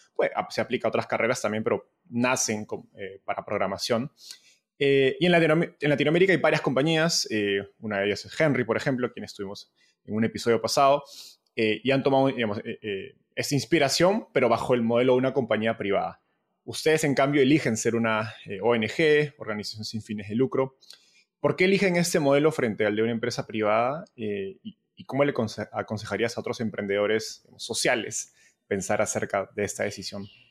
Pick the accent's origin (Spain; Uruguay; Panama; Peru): Peru; como peruano